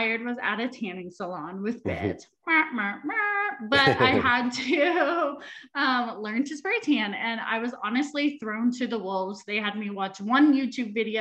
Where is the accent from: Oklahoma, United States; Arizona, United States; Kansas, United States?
Kansas, United States; Wichita; moved away as an adult; also born or lived in San Diego / Los Angeles; move back to Kansas to be with my family, I knew I had all the tools and resources to start my business here. So I started Glow Gals. The day I moved back to Wichita is when I launched